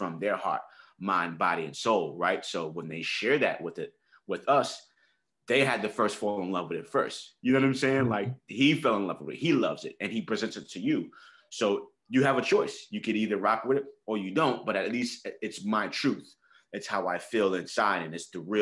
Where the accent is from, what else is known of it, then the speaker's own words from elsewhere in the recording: New York City, New York, United States; I grew up in the Bronx. I'm from 169th and Washington Avenue, the 9, a hood.